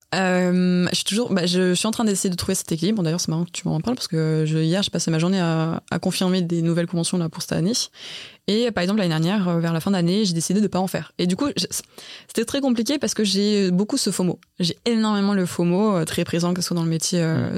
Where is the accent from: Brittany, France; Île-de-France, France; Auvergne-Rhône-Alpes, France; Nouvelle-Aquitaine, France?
Auvergne-Rhône-Alpes, France; Lyon; moved away; moi je suis de Lyon de base, j'ai fait mes études là-bas